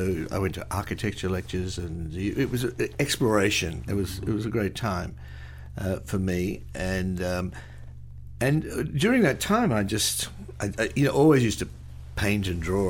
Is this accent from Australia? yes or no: yes; Australia; That's about the only thing we did when I was young. Really? In Australia. We got television quite late.